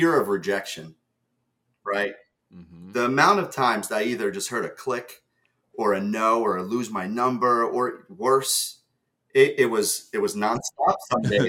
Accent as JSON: {"language": "English", "region": "New Jersey", "country": "United States", "tie": "born or raised there", "also_born_or_lived": "Ukraine", "second_language": "English", "said": "I moved here to America from Ukraine when I was 7"}